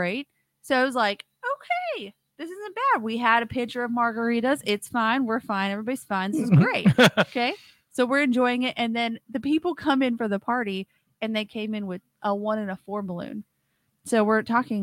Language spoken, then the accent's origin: English; Washington, United States; moved away; I was born in Washington State. I did not grow up with Mardi Gras or parades